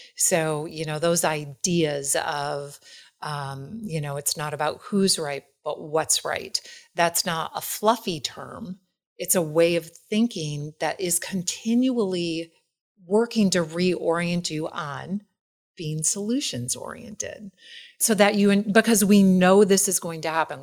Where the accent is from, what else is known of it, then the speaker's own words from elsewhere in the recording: Wisconsin, United States; I'm from Wisconsin